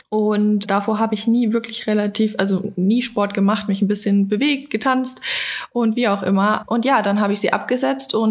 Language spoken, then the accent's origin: German; Berlin, Germany; Ich komme aus Berlin und mache nebenbei Online-Coaching.